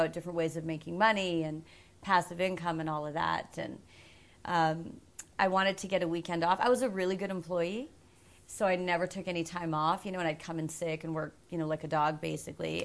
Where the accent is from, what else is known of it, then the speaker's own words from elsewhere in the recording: Edmonton, Alberta, Canada; born and raised in Edmonton, I guess. I've lived here all my life.